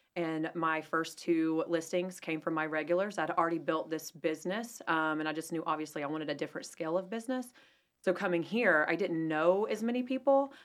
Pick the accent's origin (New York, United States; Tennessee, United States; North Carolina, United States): North Carolina, United States; Asheville; now in Huntersville, United States; I'm from Asheville originally